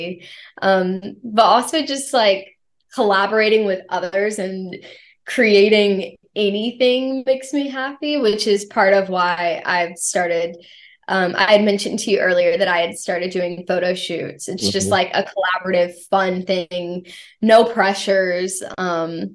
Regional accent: the South, United States; growing up in the South

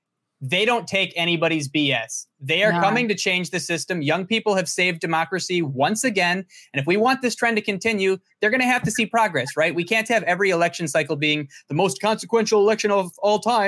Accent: Milwaukee, Wisconsin, United States; also born or lived in Germantown, Wisconsin; my hometown of Milwaukee, Wisconsin. I'm about 15 minutes outside of Milwaukee

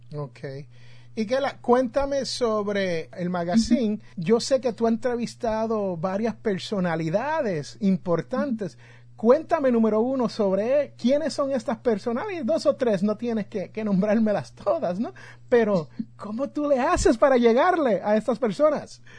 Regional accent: Jersey City, New Jersey, United States; now in Alabama, United States; yo soy de Jersey City, New Jersey

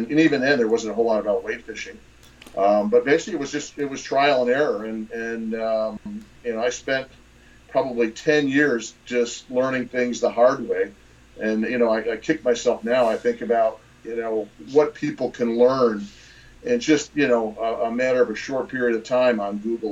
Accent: Michigan, United States; moved away as an adult; now in Tampa Bay area, United States; I grew up in Michigan, which happens to be a fish crazy state as well

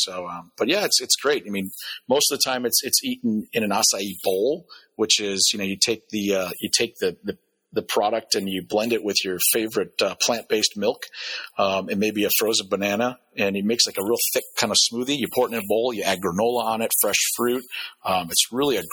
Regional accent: Wisconsin, United States; I'm from Wisconsin

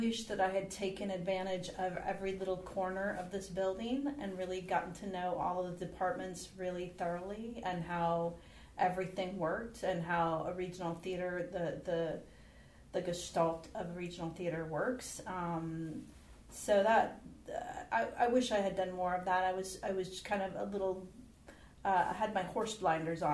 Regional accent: California, United States; also born or lived in New York; I was brought up in California, so I feel most comfortable there

